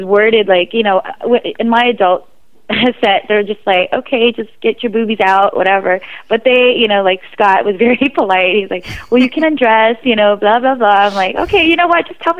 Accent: Philippines; I'm Filipino, I'm proud.

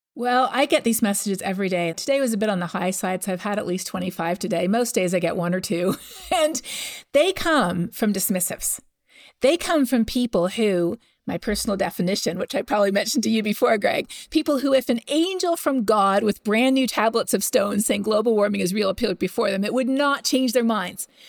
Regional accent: Canada; I'm from Canada

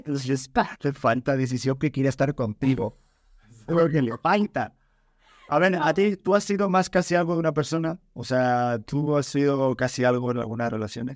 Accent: Spain; moved away; de donde vengo, de las tierras de allá de España

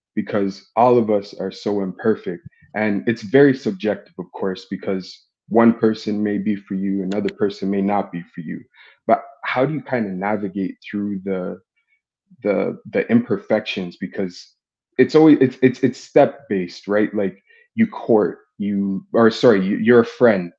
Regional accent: Toronto, Ontario, Canada; I'm thirty-three. I'm from Toronto.

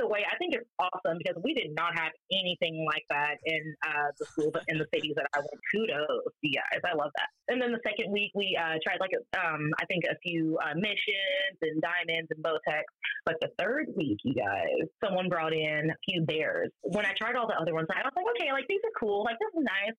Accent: Northern California, United States; moved away as an adult; also born or lived in Las Vegas, Nevada / Brooklyn, New York / Omaha, Nebraska; now in Avoca, Nebraska, United States; I was born and raised on the West Coast, California to be exact. Northern California, the cool part

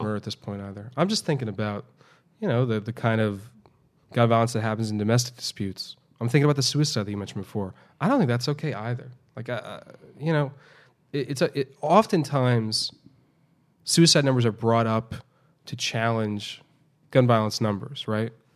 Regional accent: New York City, New York, United States; now in Houston, United States; since I moved here to, to Houston, uh, after growing up in New York City.

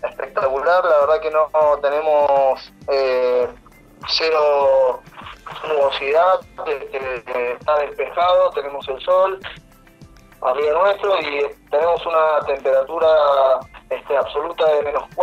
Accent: Mendoza, Argentina; moved away as an adult; also born or lived in Antarctica; yo soy de la provincia de Mendoza, eh, tengo 40 años, eh, nací el 22 de febrero de 1979

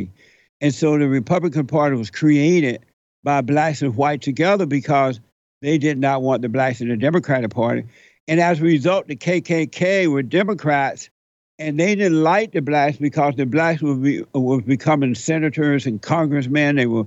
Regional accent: Alabama, United States; moved away as an adult; I grew up in Alabama. I grew up under the so-called Jim Crow laws

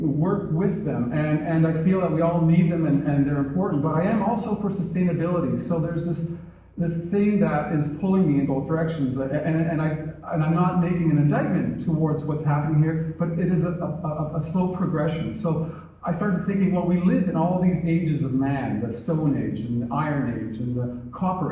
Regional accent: Canada; as a Canadian. We had this great north, and there was a pretty small population, and my father was an avid outdoorsman, so I really had a chance to experience

